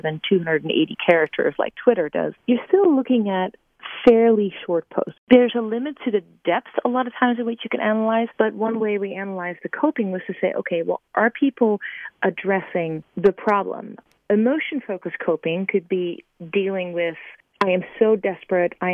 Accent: Amsterdam, North Holland, Netherlands; moved away; I'm from Amsterdam

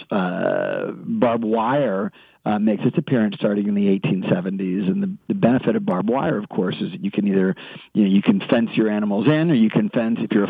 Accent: Texas, United States; maybe it's just in my blood as a Texan.

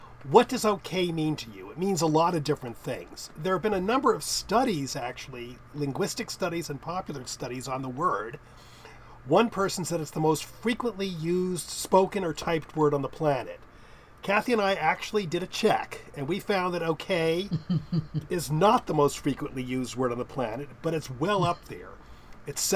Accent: United States; I was from the United States

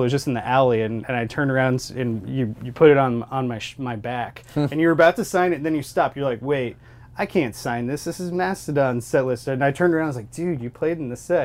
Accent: Columbia, Missouri, United States; We're from Columbia

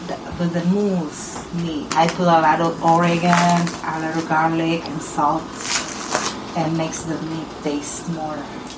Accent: Dominican Republic; now in Bethel, United States; I'm from Dominican Republic. This is in the Caribbean. It's an island. It's close to Haiti.

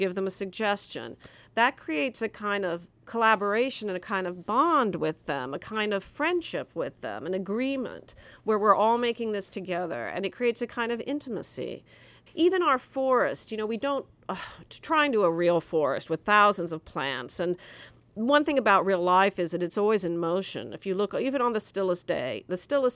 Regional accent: Nebraska, United States; I'm from Nebraska.

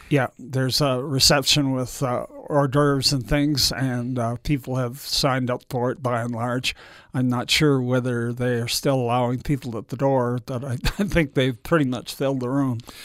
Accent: Canada; moved away; Being Canadian, I thought I might move back there

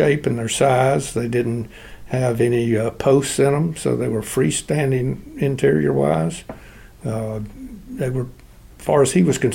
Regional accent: Johnson City, Tennessee, United States; we grew up in Johnson City

